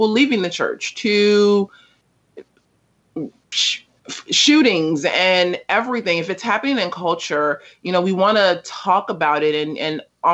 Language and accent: English; Los Angeles, California, United States; also born or lived in South Africa; I was born in South Central Los Angeles, is now just South Los Angeles